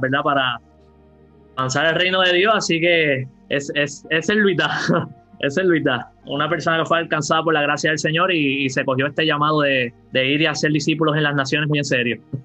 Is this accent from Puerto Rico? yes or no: yes; Yauco, Puerto Rico; also born or lived in Ponce, Puerto Rico; soy de Yauco, sur de Puerto Rico, este, nací en Ponce, pero toda la vida me he criado en Yauco